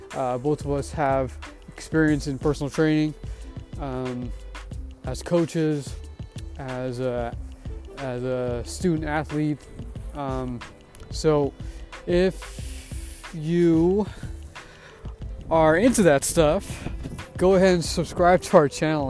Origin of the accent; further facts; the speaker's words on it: Bay Area, California, United States; I'm from the Bay Area, and uh, in particular near Hayward and Castro Valley